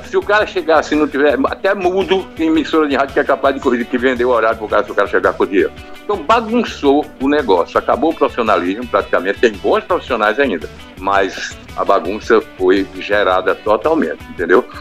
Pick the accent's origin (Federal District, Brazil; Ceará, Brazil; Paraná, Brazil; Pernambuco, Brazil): Pernambuco, Brazil; Caruaru; moved away as an adult; now in Pará, Brazil; eu sou de Caruaru, Pernambuco